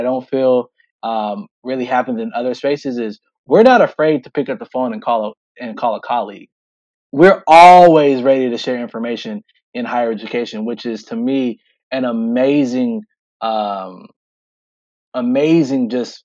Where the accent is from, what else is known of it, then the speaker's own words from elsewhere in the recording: Sacramento, California, United States; moved away as an adult; also born or lived in Atlanta, Georgia; now in Eugene, United States; Lived my entire life, born and raised in Sacramento.